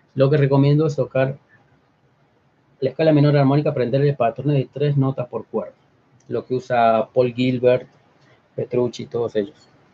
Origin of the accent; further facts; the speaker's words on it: Córdoba, Argentina; moved away as an adult; now in Mexico; Córdoba, la ciudad, mi ciudad natal